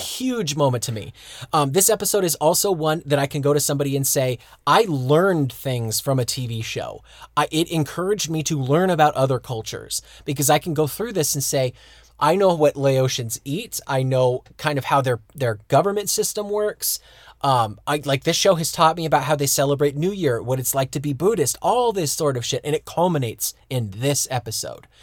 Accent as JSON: {"language": "English", "country": "United States", "tie": "born or raised there", "moved": "as an adult", "lives_now": "Germany", "said": "I was a kid that was born and raised in America"}